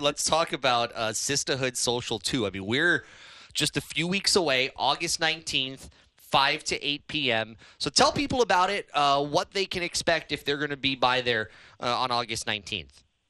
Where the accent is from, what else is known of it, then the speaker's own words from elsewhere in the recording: Hilo, Hawaii, United States; I was born in Hilo